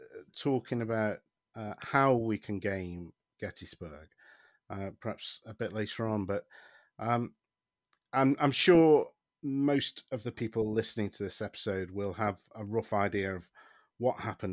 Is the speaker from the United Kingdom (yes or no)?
yes; United Kingdom; I mean, I'm a British person, but some of those southern accents seemed a bit dodgy to me.